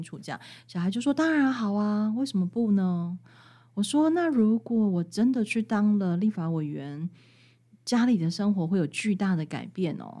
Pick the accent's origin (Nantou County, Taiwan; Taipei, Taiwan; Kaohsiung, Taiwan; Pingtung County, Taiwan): Taipei, Taiwan; moved away as an adult; also born or lived in Hualien, Taiwan; 我们台北人真的没有什么了不起